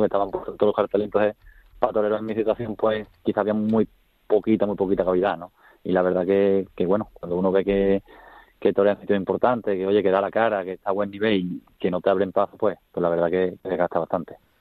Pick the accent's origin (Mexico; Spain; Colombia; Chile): Spain; Écija, Andalusia; me crié en Ecija